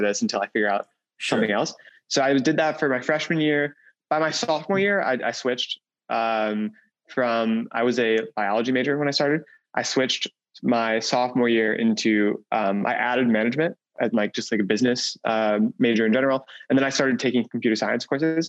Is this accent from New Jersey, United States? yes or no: no; Wisconsin, United States; I grew up in Wisconsin, in a small town, a very small town in Wisconsin.